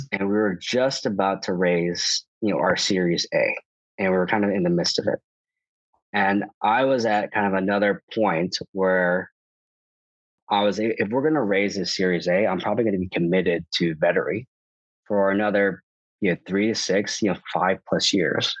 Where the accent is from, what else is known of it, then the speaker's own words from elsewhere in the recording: Chicago, Illinois, United States; moved away; also born or lived in New York; I'm from Chicago